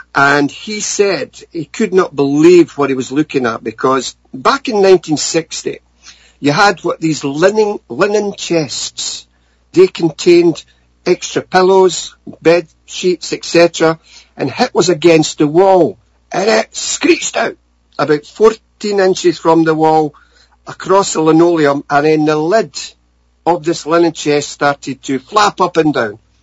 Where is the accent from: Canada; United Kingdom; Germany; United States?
United Kingdom; Scotland; growing up in Scotland